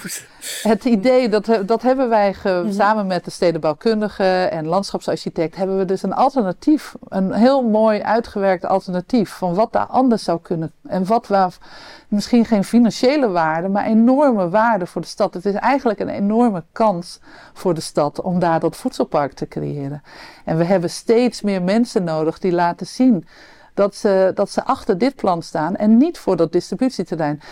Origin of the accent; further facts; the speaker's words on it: Amsterdam, North Holland, Netherlands; we als Amsterdammers